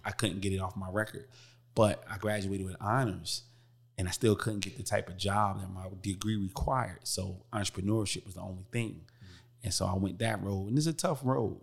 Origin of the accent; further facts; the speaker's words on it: Newark, New Jersey, United States; I come from Newark, New Jersey, rough background, everybody know about Brick City